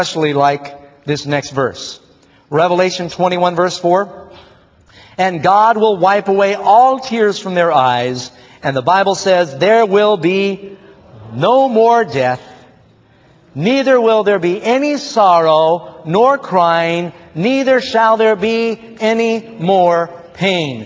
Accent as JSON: {"language": "English", "town": "New York City", "region": "New York", "country": "United States", "tie": "born or raised there", "said": "I grew up in New York City."}